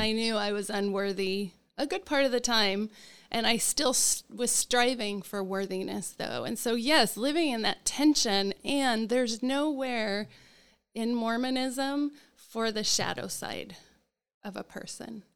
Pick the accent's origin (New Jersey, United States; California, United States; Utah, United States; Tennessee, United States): Utah, United States; Salt Lake City; now in Orlando, United States; I grew up in Salt Lake City